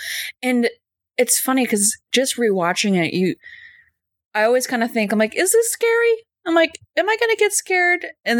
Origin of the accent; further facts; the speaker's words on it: Minnesota, United States; I'm from Minnesota, you guys. Forest is everywhere.